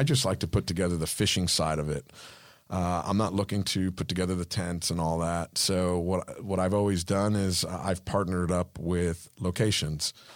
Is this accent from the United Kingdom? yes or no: no; Cuba; first language Spanish; English is a second language; now in Florida, United States; I'm Cuban, so English is my second language